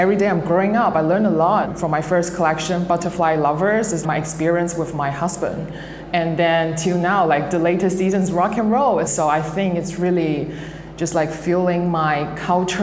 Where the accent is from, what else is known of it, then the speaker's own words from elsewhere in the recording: Guangzhou, Guangdong, China; I'm Chinese and I grew up in Guangzhou